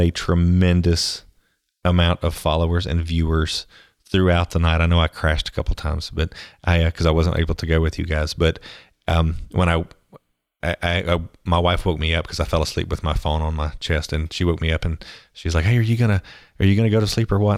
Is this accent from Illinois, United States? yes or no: no; Pensacola, Florida, United States; I grew up in Pensacola, Florida